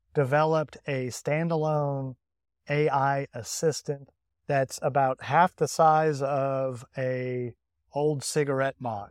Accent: England, United Kingdom; as an English citizen

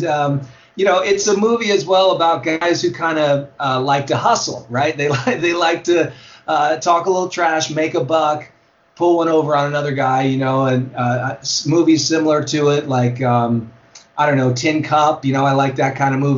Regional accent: Alameda, California, United States; I grew up in Alameda, California, which is, you know, it's an island

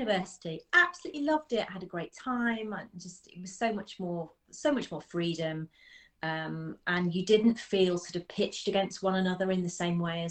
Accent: Birmingham, West Midlands, United Kingdom; now in Nottinghamshire, United Kingdom; I grew up in Birmingham, actually, in the south side of Birmingham.

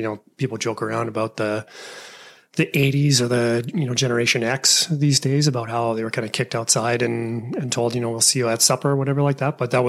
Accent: Alberta, Canada; my family always settled, always lived in Alberta. And it's a very, all the names in my hometown, or the home area where we're at, the farming community, is very Germanic.

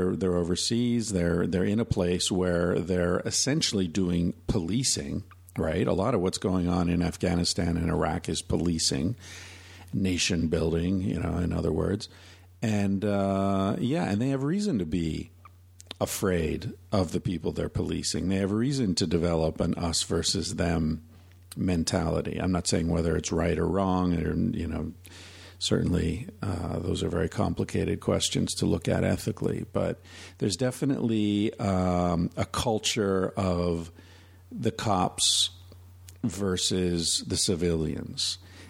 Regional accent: Pennsylvania, United States; now in Vancouver, Canada; Now, I grew up in Pennsylvania, as did my mother.

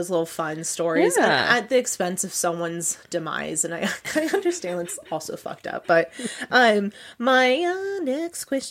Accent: Gilroy, California, United States; I grew up in Gilroy, mm-hmm. so the garlic capital of the world

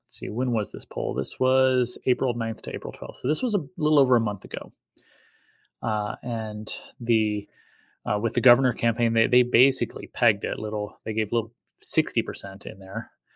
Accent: Eagle, Idaho, United States; my hometown of Eagle

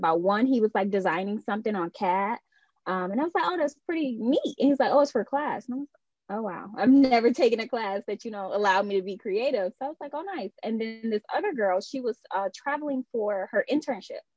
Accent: Detroit, Michigan, United States; I was born and raised on the west side of Detroit.

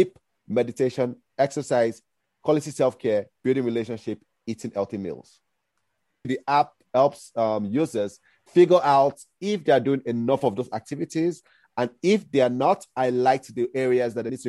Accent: Nigeria; moved away; also born or lived in United States; I'm originally Nigerian

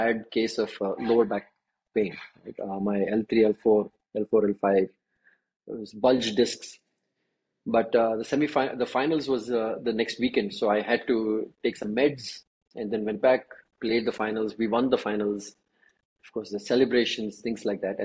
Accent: Bangalore, Karnataka, India; moved away as an adult; also born or lived in Jakarta / United States / Singapore; I'm originally from Bangalore, did all my education here

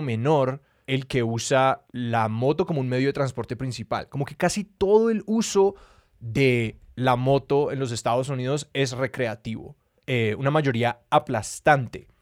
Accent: Colombia; creciendo en Colombia

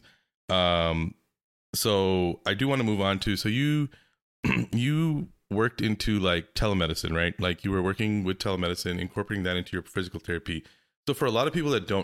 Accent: Pakistan; I'm from Pakistan

